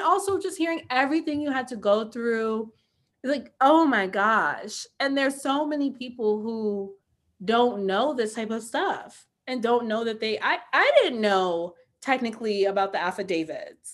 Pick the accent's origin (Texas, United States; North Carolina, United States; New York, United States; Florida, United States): New York, United States; New York City; growing up in New York City